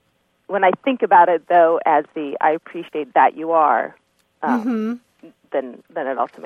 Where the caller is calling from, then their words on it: La Jolla, California, United States; I'm calling from La Jolla, California.